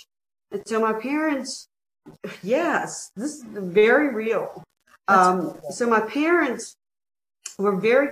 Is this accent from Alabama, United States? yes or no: yes; Mobile, Alabama, United States; Growing up in the Deep South in Mobile, Alabama, I lived through Jim Crow